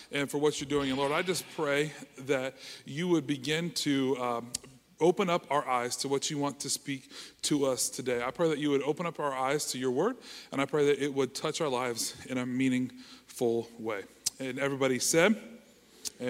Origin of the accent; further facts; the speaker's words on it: Canal Winchester, Ohio, United States; I was born and raised in Kanawha Winchester, grew up here, graduated from Kanawha Winchester High School